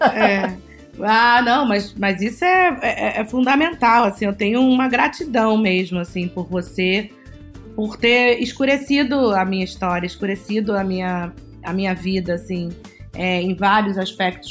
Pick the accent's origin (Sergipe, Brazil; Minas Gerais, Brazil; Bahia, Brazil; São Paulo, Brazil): Bahia, Brazil; also born or lived in Rio de Janeiro; eu sou carioca, nascida no Rio de Janeiro e, e fui criada na Bahia por pais